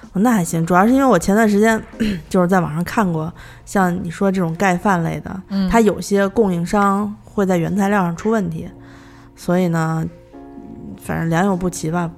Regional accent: Landianchang area, Beijing, China; 我们家小时候住在，就是现在我们家那地儿已经成了大商场了，但是小的时候那边儿专门儿有一个盲人工厂，就是在那个蓝电厂那一带

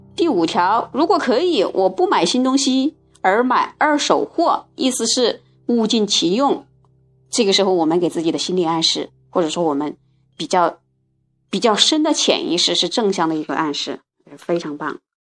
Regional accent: China; 我们中国人

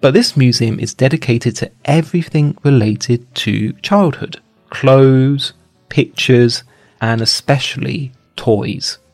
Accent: London, United Kingdom; I come from London

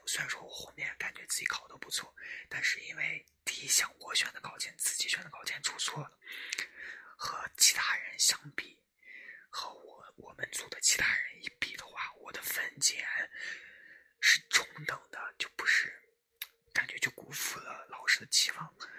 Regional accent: Shanxi, China; 我的家乡在山西，啊，我在山西

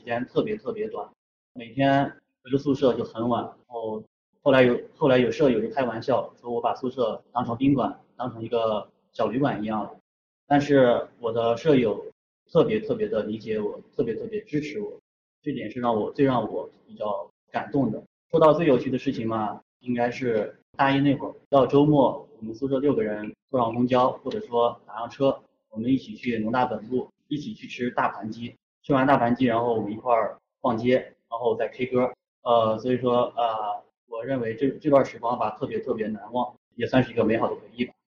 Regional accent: Xiaoyi, Shanxi, China; 我的家乡在山西邵阳，我的家乡是一个资源枯竭型城市

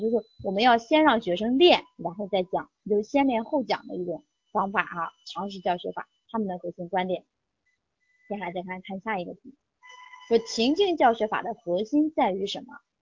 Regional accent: Henan, China; 咱们都是河南的

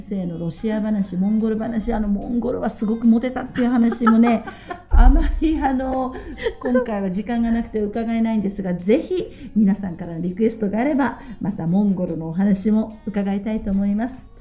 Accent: Kanto, Chiba, Japan; 私は関東の千葉県の出身ですから

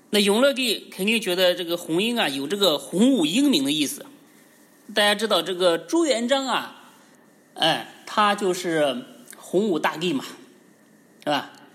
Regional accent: China; 我们中国人

